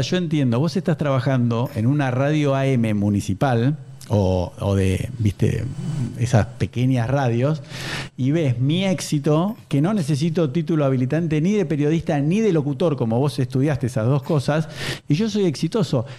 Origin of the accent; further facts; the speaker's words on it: Buenos Aires, Argentina; soy de Belgrano Capital